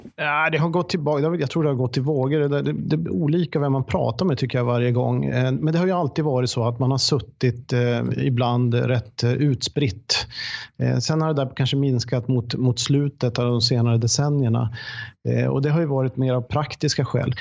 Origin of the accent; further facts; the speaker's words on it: Boden, Norrbotten County, Sweden; now in Sollentuna, Sweden; jag kommer från Boden, nu bor jag i Sollentuna, men, men jag kommer från Boden